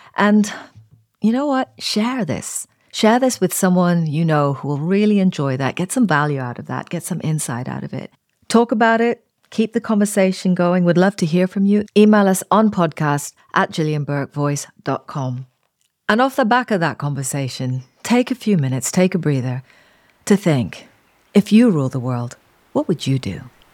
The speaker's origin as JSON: {"language": "English", "country": "Kenya", "tie": "born or raised there", "said": "I was born into recently independent Kenya into the sort of optimism and the energy of that time. And almost as I started school"}